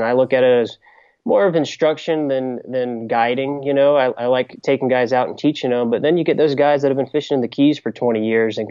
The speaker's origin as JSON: {"language": "English", "town": "Beaufort", "region": "South Carolina", "country": "United States", "tie": "born or raised there", "said": "growing up in Beaufort, if you don't like the water, you would hate living there"}